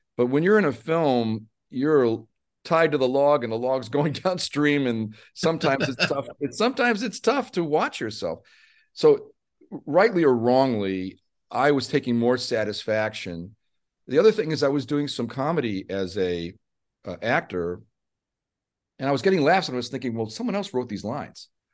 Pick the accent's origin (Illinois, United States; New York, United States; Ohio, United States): Illinois, United States; Chicago; I'm from Chicago